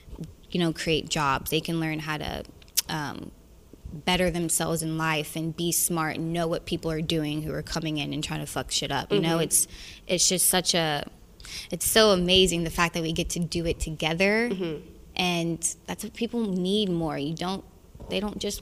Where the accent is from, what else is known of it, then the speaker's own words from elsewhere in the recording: the South, United States; I'm from the South